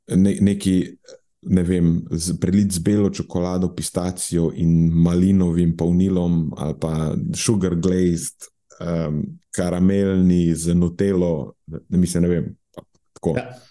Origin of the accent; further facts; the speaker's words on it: Murska Sobota, Pomurje, Slovenia; moved away; iz mojega kraja, v Murski soboti